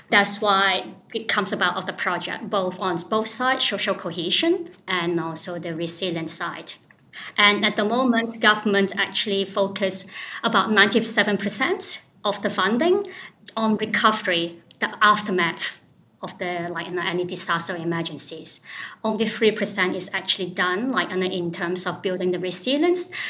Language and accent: English; Lane Cove, New South Wales, Australia; from Lane Cove.